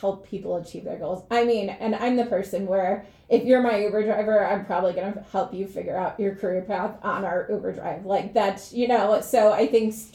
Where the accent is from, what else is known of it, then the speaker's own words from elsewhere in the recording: Chicago, Illinois, United States; moved away; I went to a public school on the south side of Chicago